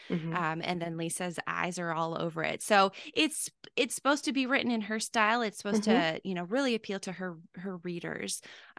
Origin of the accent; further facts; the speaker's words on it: California, United States; I'm originally from California, mm-hmm. spent a little bit of time down in San Diego.